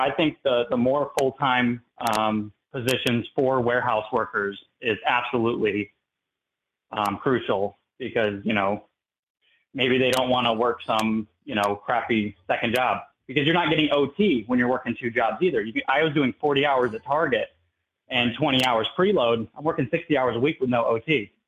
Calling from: Tampa, Florida, United States; I'm from Local 79. That's out of Tampa, specifically Sarasota County.

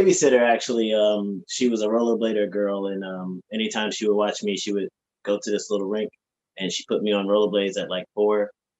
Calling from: Charlotte, North Carolina, United States; Charlotte, North Carolina.

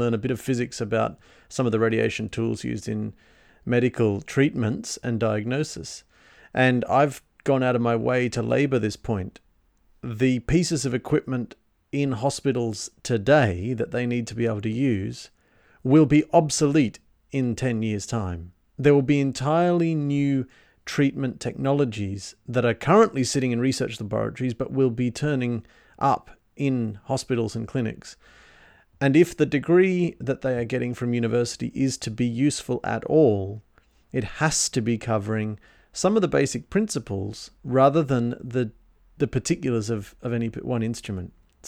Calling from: Sydney, New South Wales, Australia; recording from Sydney.

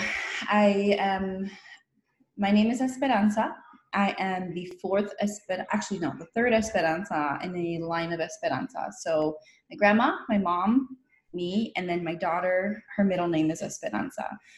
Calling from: Coachella Valley, Southern California, United States; The community that I come from made me me. I'm calling in from the Coachella Valley, which is stolen Kuya land. That's in Southern California.

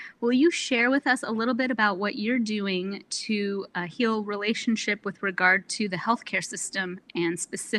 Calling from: Anchorage, Alaska, United States; I am calling in from Anchorage, which is the unceded, ungiven, unsold land of the Dena'ina people

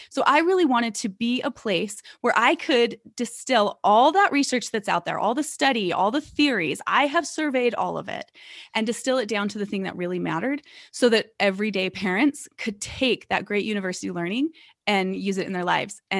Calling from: Salt Lake City, Utah, United States; I am in a suburb of Salt Lake City. So, I'm coming in from Salt Lake City, Utah.

